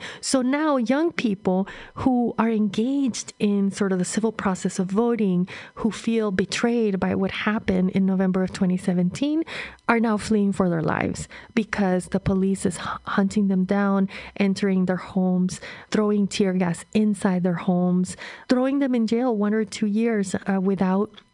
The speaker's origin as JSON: {"language": "English", "country": "Honduras", "tie": "born or raised there", "said": "growing up in Honduras during this period in the 70s, a period of dictatorship, you know, I remember transit between cities was really difficult"}